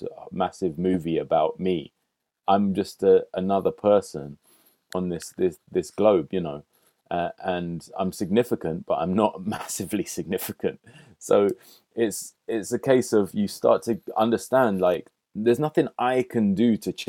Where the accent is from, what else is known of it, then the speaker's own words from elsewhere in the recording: London, United Kingdom; also born or lived in Hackney, London; I grew up initially in Kilburn on Wilson Lane, near the old cinema, the Odeon, and the cemetery, Paddington Cemetery. And then moved further up to Willesden, just off Willesden High Road. And I was there till I was about 20